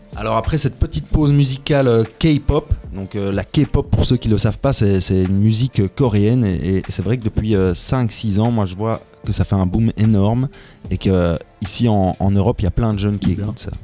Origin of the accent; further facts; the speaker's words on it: Tubize, Wallonia, Belgium; je viens de Tubize, de l'autre côté du Brabant Wallon